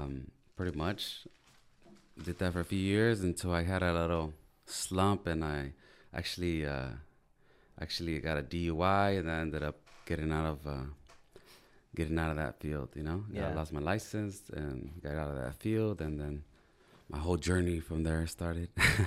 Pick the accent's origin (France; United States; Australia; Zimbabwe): United States; Wilmington, California; Well, I'm from Wilmington, California